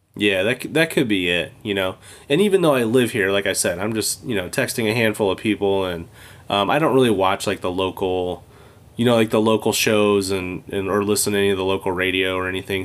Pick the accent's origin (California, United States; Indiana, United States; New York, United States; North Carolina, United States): California, United States; moved away as an adult; now in Michigan, United States; I grew up in California